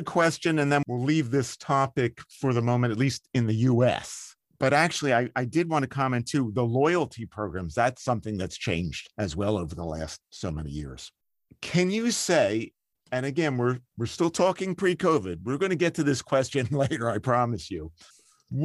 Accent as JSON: {"language": "English", "town": "Philadelphia", "region": "Pennsylvania", "country": "United States", "tie": "born or raised there", "said": "when I was growing up in the Philadelphia area"}